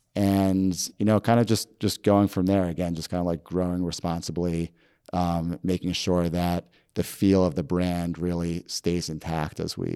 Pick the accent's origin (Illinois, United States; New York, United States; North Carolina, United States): New York, United States; I grew up in Westchester around the city